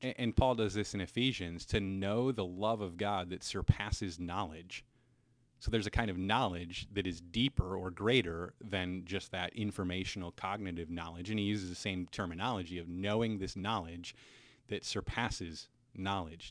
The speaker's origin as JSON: {"language": "English", "town": "Cedar Rapids", "region": "Iowa", "country": "United States", "also_born_or_lived": "Minnesota", "moved": "yes", "said": "originally, I'm from Cedar Rapids, Iowa, so fellow Hawkeye here."}